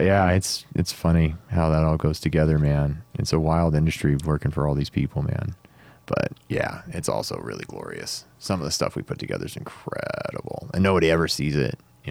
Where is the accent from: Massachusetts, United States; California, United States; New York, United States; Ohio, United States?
California, United States; Stockton; I grew up in Stockton